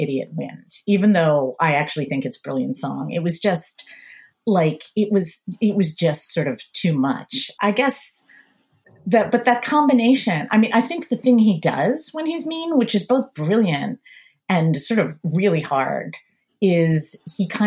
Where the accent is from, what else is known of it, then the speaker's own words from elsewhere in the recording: suburbs outside of Philadelphia, Pennsylvania, United States; I grew up in the suburbs outside of Philadelphia, very upper middle class suburbs.